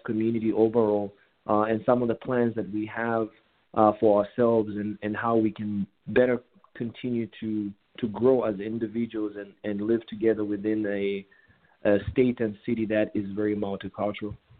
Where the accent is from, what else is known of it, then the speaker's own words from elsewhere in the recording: Kitwe, Copperbelt Province, Zambia; moved away as an adult; also born or lived in Kabwe, Zambia / Sydney, Australia; now in Dallas, United States; I grew up in Kitwe, uh, and I went to a boarding school uh, in Kabwe